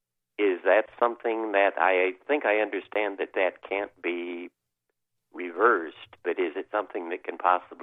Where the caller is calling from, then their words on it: Chicago, Illinois, United States; I'm calling from Chicago.